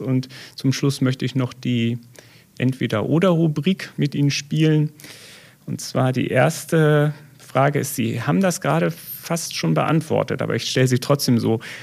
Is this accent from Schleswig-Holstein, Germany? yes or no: yes; Elmshorn, Schleswig-Holstein, Germany; now in Detmold, Germany; Ich komme ja ursprünglich aus Schleswig-Holstein, also ähm, im Zorn bei Hamburg